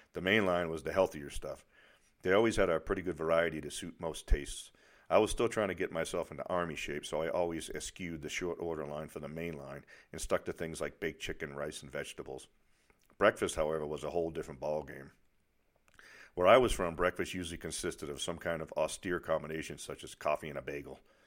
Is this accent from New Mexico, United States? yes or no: no; near Boston, Massachusetts, United States; accent: Boston; moved away as an adult; I was from near Boston